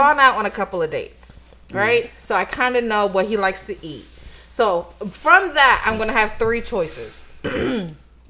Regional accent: Italy; moved away; I grew up in Italy

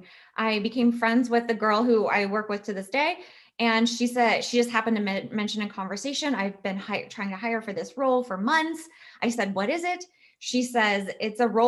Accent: Virginia Beach, Virginia, United States; moved away as an adult; now in Texas, United States; I was born and raised in Virginia.

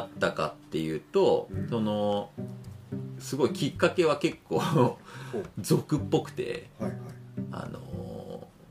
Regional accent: Nisshin, Aichi, Japan; 僕は愛知県のしがないちっちゃい日清市っていうところで生まれ育ってる

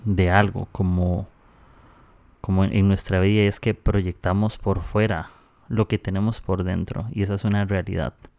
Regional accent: Costa Rica; now in Peru; soy de Costa Rica, estoy aquí

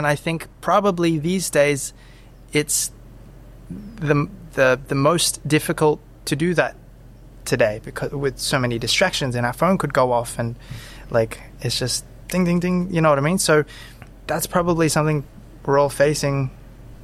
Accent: Brisbane, Queensland, Australia; also born or lived in Zephyrhills, Florida, United States; most of my memories these days are like from living in Brisbane, Australia. And I feel like I had a wonderful childhood

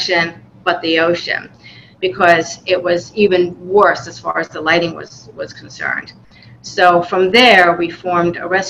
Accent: New York, United States; moved away as an adult; now in Florida, United States; I'm from New York, so when I moved down here in 2007

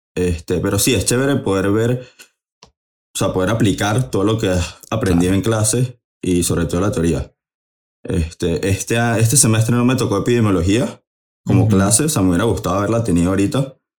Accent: Caracas, Capital District, Venezuela; now in United States; soy de Caracas, Venezuela

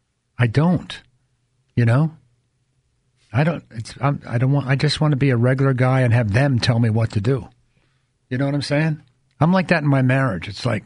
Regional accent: New York, United States; You know, and I grew up in New York, so he's like Medford and New York.

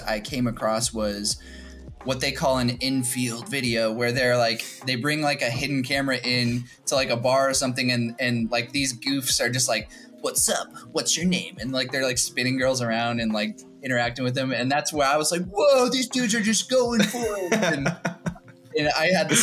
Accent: Kansas, United States; moved away as an adult; also born or lived in St. Louis; at the time I was living in a different city, which was St. Louis. I'm from Kansas

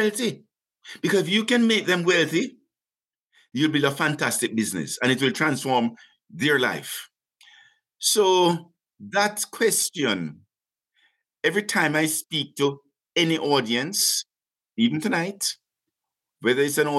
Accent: Jamaica; moved away as an adult; now in Canada; being a young Jamaican, 26, in Canada

